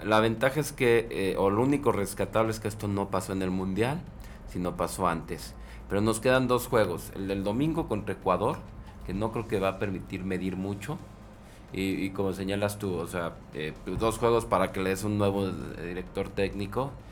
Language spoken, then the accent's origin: Spanish; Mexico; nosotros como mexicanos